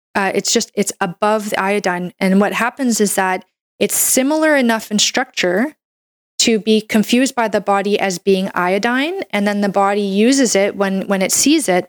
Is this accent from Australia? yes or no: no; Canada; I'm a Canadian medical doctor